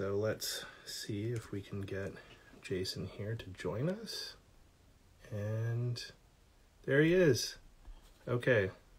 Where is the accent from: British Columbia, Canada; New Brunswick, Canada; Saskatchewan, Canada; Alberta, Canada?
British Columbia, Canada; also born or lived in Vancouver / Kamloops; now in Toronto, Canada; Yeah, so I grew up out in British Columbia.